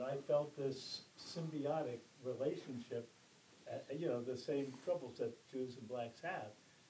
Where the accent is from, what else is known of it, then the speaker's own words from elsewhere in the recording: D.C., Maryland suburbs of Washington, United States; I grew up in the Maryland suburbs, but I worked in D.C.